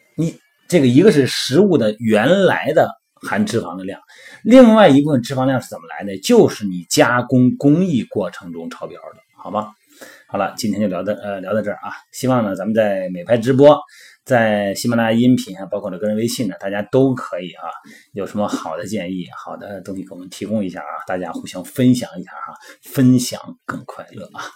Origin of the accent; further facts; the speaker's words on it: Shandong, China; 我们老家山东的嘛，我们就比较喜欢吃土豆啊